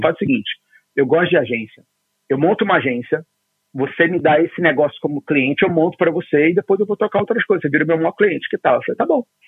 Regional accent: Rio de Janeiro, Brazil; eu sou carioca, fui criado na fronteira entre Ipanema e Copacabana, ali no Arpoador, no Rio de Janeiro

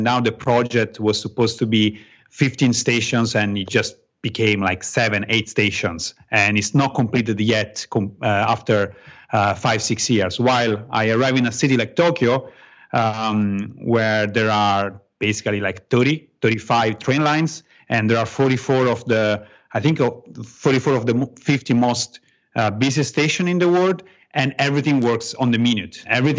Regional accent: Italy; moved away as an adult; now in Japan; I'm from Italy. I've been living in the past 8 years in Japan

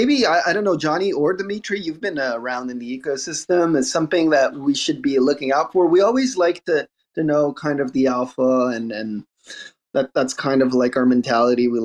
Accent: Montreal, Quebec, Canada; I'm from Montreal too

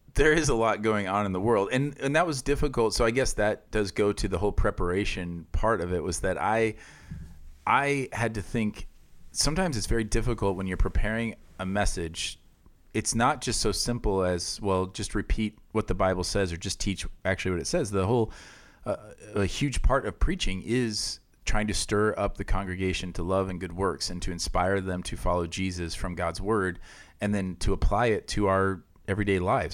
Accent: Iowa, United States; moved away; where I grew up in Iowa

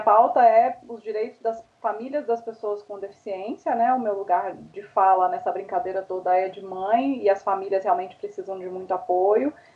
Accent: Minas Gerais, Brazil; accent: mineiro; moved away as an adult; also born or lived in Sweden; now in São Paulo, Brazil; eu sou mineira, percebe-se, né, pelo sotaque

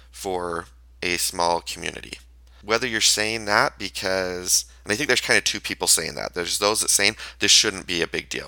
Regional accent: Payson, Utah, United States; also born or lived in Orem, Utah; I grew up in Payson, which is a neighboring city to Spanish Fork

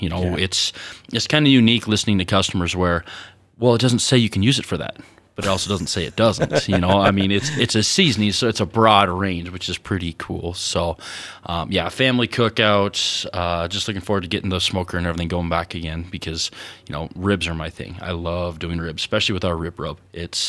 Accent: Wyoming, United States; were amazed that someone from the West was there, and they thought we were behind the times, because we're from Wyoming.

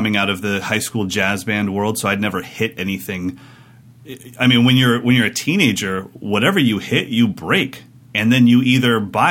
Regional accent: Sacramento, California, United States; my hometown of Sacramento, California

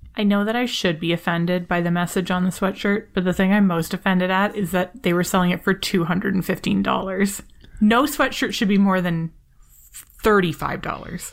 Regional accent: Canada; I am Canadian

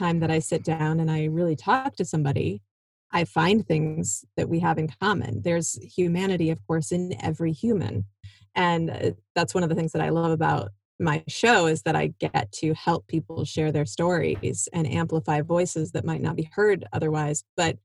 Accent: Iowa, United States; moved away as an adult; also born or lived in Michigan; I grew up in Iowa

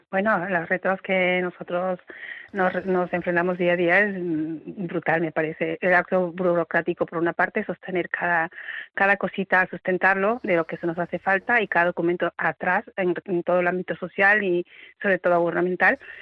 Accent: Peru; now in Seville, Spain; yo soy, por ejemplo, soy peruana

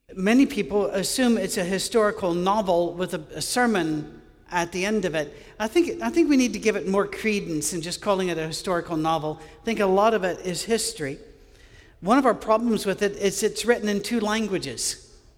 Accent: Scottish Highlands, Scotland, United Kingdom; I grew up with Gaelic in Scotland, uh, on, in the Highlands

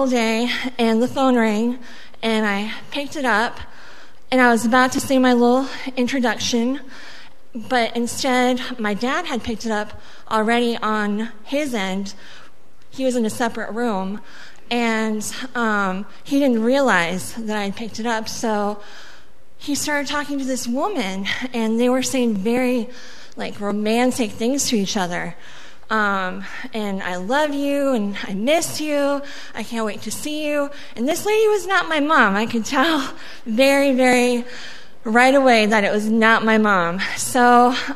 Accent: Daly City, California, United States; first language Spanish; English is a second language; also born or lived in Mexico; I was born in Mexico. My first language was Spanish, and I grew up in California in a little city called Daly City, not far from San Francisco

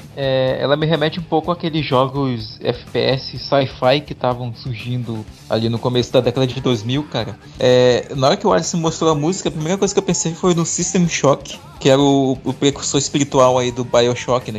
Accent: Amazonas, Brazil; eu sou daqui do Amazonas

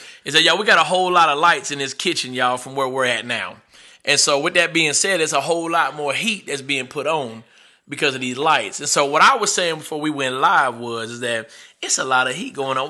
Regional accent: Arkansas, United States; I was born and raised here in Arkansas

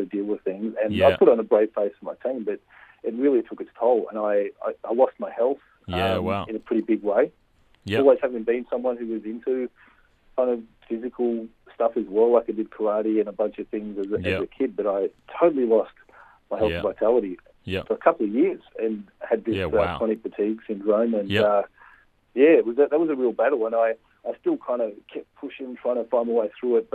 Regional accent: Australia; also born or lived in Glasgow, Scotland; now in Melbourne, Australia; I've grown up in Australia most of my life. I was born in Glasgow, Scotland, and was 6 years old when we came to Australia, so pretty much grown up here.

